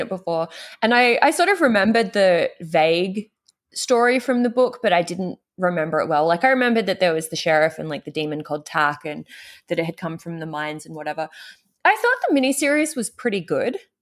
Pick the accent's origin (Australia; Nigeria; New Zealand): Australia; now in United States; I grew up in the Australian outback